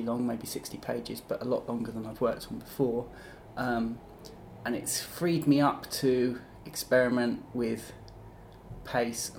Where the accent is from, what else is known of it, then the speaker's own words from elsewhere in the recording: Kent, South East England, United Kingdom; moved away as an adult; also born or lived in Leeds; now in Brighton, United Kingdom; I grew up in Kent, and then I went to university in Leeds, which is where Thought Bubble was, and I stayed there for 10 years.